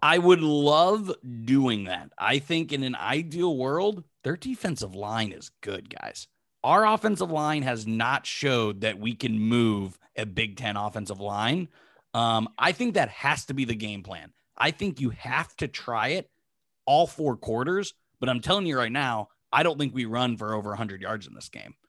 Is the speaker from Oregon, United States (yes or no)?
no; Pittsburgh, Pennsylvania, United States; I'm from Pittsburgh